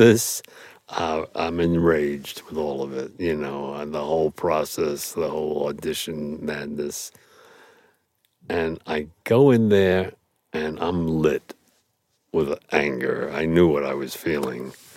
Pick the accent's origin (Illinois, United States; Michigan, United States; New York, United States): New York, United States; New York City; I grew up in Brooklyn